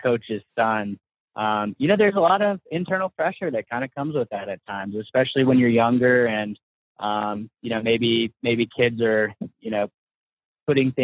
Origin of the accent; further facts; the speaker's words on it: Paducah, Kentucky, United States; I actually grew up in small town Paducah, Kentucky